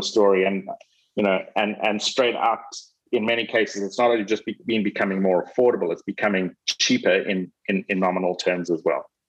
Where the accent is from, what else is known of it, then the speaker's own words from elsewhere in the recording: South Africa; my home country, South Africa